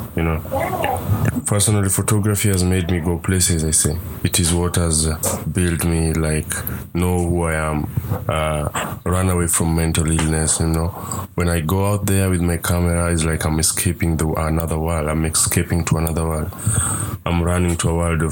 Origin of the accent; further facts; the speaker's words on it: Nairobi, Kenya; I'm a documentary photographer based in Nairobi and born and raised in Kibera slums.